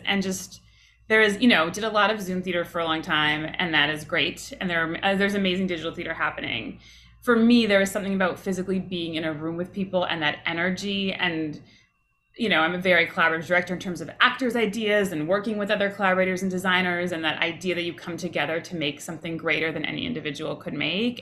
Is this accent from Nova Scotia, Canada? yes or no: no; Toronto, Ontario, Canada; when I was in the second grade growing up in Toronto, in Canada